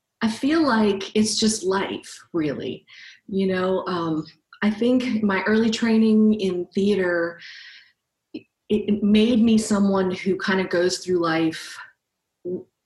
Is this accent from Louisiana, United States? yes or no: yes; New Orleans, Louisiana, United States; also born or lived in Los Angeles, California; now in California, United States; I am originally from New Orleans, but I have lived in California for a while